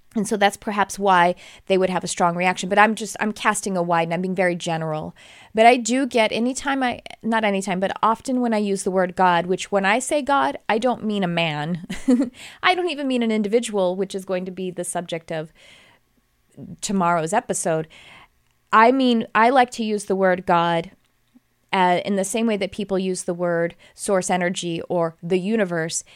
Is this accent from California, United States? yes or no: no; Texas, United States; I grew up in Texas